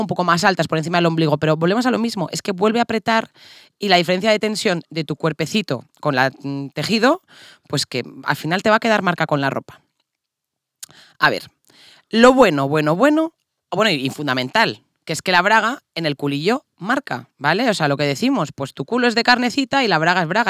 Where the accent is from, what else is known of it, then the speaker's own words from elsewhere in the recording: Castile, Spain; somos castellanas